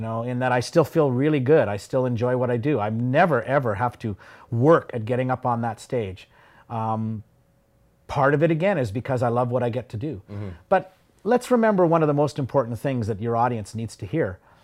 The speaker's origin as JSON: {"language": "English", "town": "Yorkton", "region": "Saskatchewan", "country": "Canada", "tie": "born or raised there", "said": "growing up in Yorkton"}